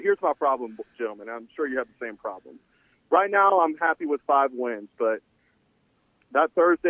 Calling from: Shreveport, Louisiana, United States; I'm calling from the metropolis of Shreveport, Louisiana, God's country.

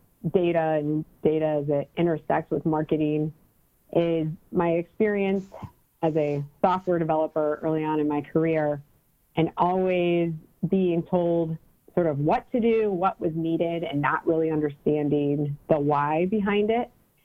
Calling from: Cleveland, Ohio, United States; I'm calling from Cleveland, Ohio.

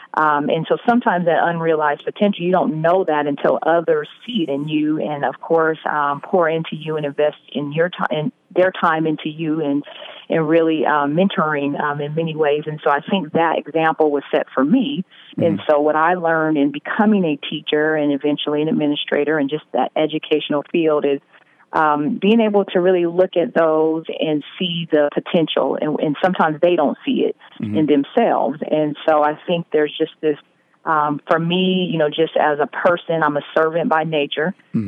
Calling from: Vallejo, California, United States; I am calling in from Vallejo, California.

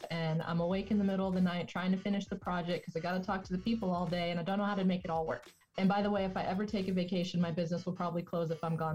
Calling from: Tulsa, Oklahoma, United States; So I am in uh, right near Tulsa, Oklahoma, in the United States.

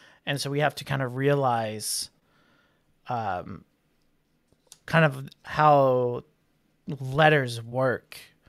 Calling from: Louisville, Kentucky, United States; I'm watching from Louisville, Kentucky.

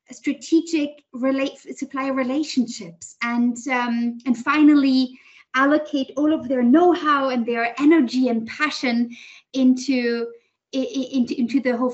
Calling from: Berlin, Germany; also born or lived in United States / Switzerland / London / China; Actually, from Berlin at the moment.

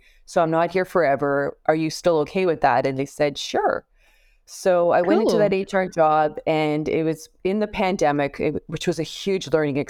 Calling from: Toronto, Ontario, Canada; I am joining you from Canada, from Toronto.

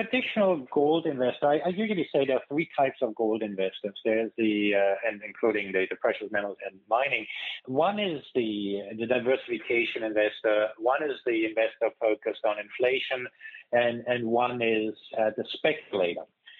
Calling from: California, United States; I'm calling here from California

